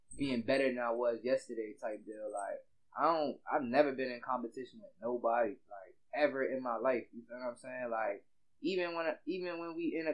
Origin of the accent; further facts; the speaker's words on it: Germany; also born or lived in Louisiana; So, I'm from Louisiana. You feel me? I grew up in Germany, though.